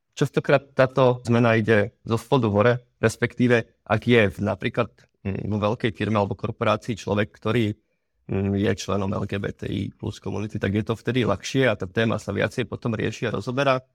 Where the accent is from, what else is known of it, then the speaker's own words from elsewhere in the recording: Slovakia; u nás doma na Slovensku